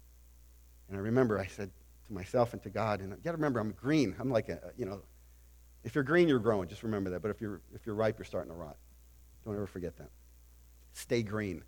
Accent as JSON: {"language": "English", "region": "New England", "country": "United States", "moved": "yes", "lives_now": "Reading, United States", "said": "I'm from New England"}